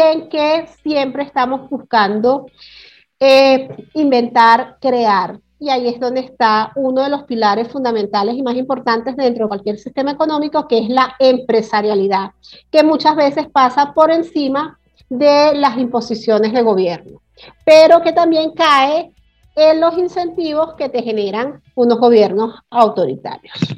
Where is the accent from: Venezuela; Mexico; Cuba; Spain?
Venezuela; moved away; also born or lived in Caracas; yo soy del interior de la República